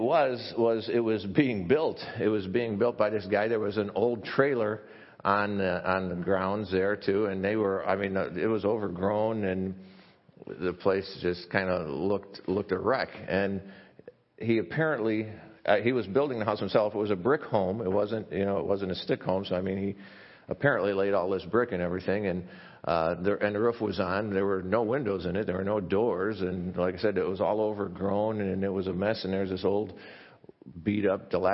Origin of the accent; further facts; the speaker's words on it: near Chicago, Illinois, United States; I grew up near Chicago, it was in a suburb